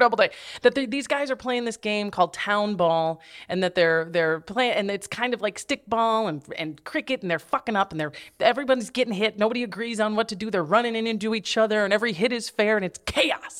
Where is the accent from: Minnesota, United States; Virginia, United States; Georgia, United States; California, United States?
Minnesota, United States; I'm from the Midwest